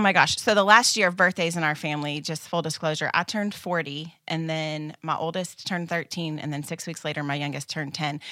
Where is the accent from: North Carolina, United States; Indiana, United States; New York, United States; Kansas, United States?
Kansas, United States; moved away; I grew up in Kansas. It's home for me, and my parents still live there.